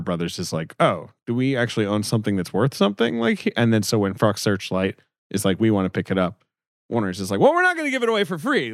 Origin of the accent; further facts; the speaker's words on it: England, United Kingdom; moved away; I grew up in England